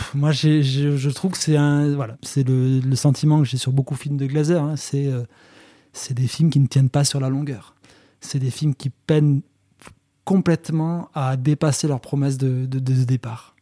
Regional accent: near Bozouls, Occitania, France; à Bozoul, qui est à deux pas de là où j'ai grandi

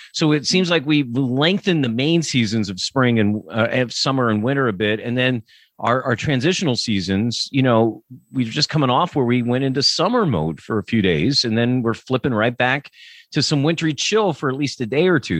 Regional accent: Pennsylvania, United States; I'm from Pennsylvania

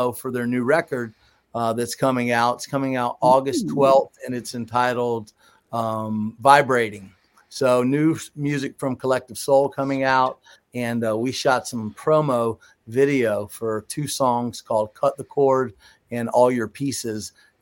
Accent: Georgia, United States; also born or lived in Jacksonville, Florida; I was born and raised in Georgia. I went to high school in Jacksonville, Florida

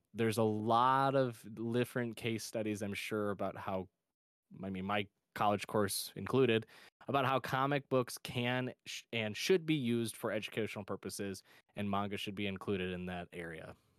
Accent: Michigan, United States; my home state of Michigan

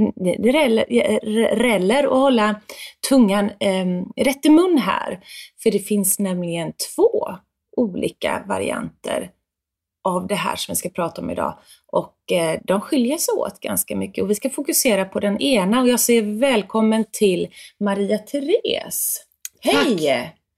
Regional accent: Gothenburg, Västra Götaland, Sweden; på mitt lantställe där jag växte upp i Björlanda i, nära Göteborg

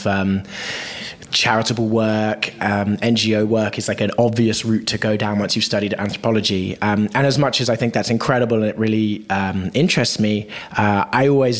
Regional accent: Bristol, South West England, United Kingdom; I grew up in actually just outside of a town called Bristol in the southwest of the UK.

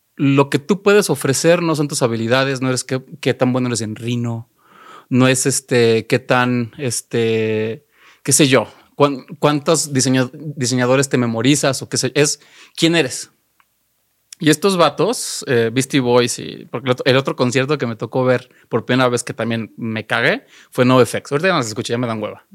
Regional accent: Xalapa, Veracruz, Mexico; yo soy de Jalapa

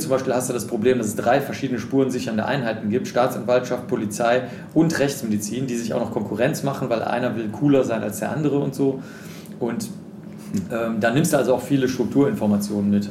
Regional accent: Cologne, North Rhine-Westphalia, Germany; ich bin in Köln groß geworden

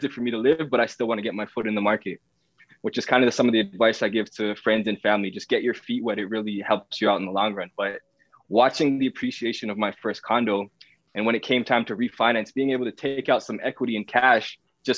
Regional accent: Toronto, Ontario, Canada; I was raised in the East Side, Scarborough area

